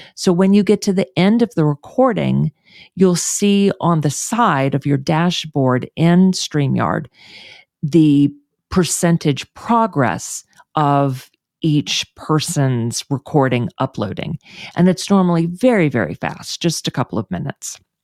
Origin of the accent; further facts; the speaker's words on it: Houston, Texas, United States; moved away; move back to my hometown of Houston